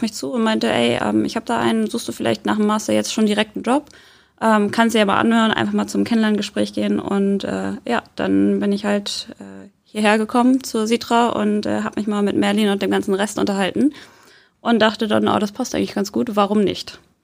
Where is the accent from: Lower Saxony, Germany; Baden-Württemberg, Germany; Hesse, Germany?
Lower Saxony, Germany; Soltau; moved away as an adult; now in Hamburg, Germany; Ich bin in Hamburg zwar geboren, bin aber aufgewachsen in äh, Soltau